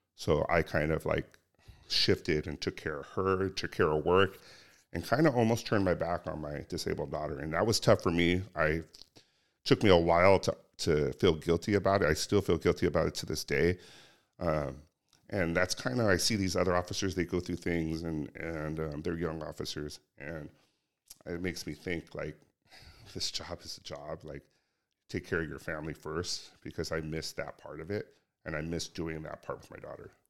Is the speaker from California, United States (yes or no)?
yes; Cerritos, California, United States; I grew up locally. I grew up in Cerritos, went to Artesia High School